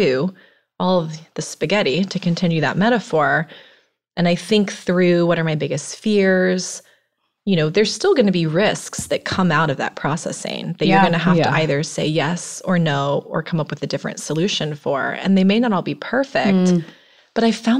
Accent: Tallahassee, Florida, United States; moved away as an adult; also born or lived in New York City; I grew up in Tallahassee, went to university there

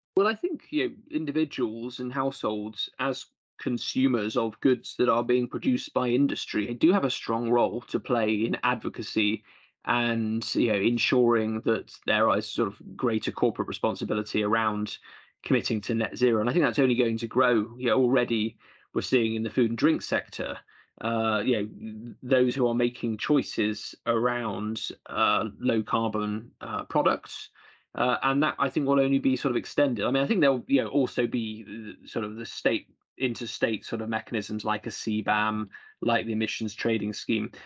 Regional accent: Bristol, South West England, United Kingdom; in Bristol, my hometown, where I represent my constituencies nearby

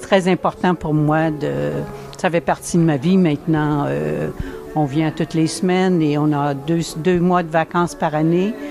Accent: Asbestos, Quebec, Canada; je viens du Québec, je suis, euh, je suis québécoise, je viens de, de la ville d'Asbestos qui veut maintenant changer son nom. Alors, dans les cantons de l'Est

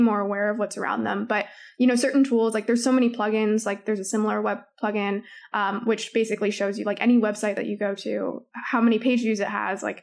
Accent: Toronto, Ontario, Canada; I'm from Toronto

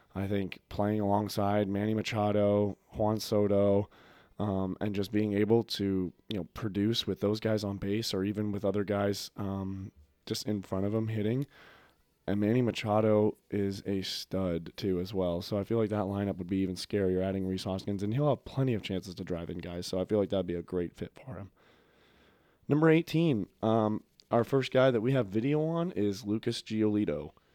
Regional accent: Toronto, Ontario, Canada; I grew up in Toronto, near Toronto

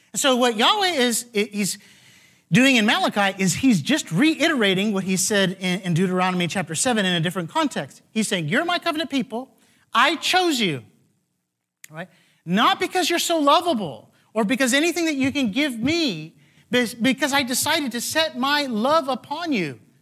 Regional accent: Texas, United States; now in California, United States; I'm from Texas

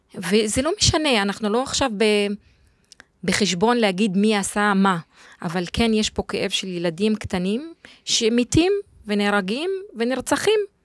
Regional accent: Jadeidi-Makr, Northern District, Israel; moved away; אני גדלתי בצפון, בכפר ג'דיידה, ליד עכו

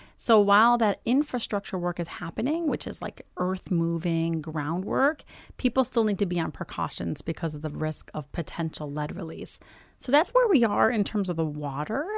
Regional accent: United States; also born or lived in Iraq; I came to this country when I was four. I'm Iraqi American.

